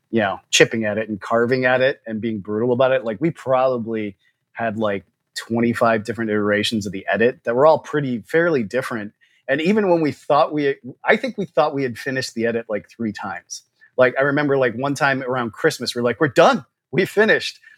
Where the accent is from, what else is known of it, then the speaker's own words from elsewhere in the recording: Michigan, United States; We have the advantage of we're from Michigan.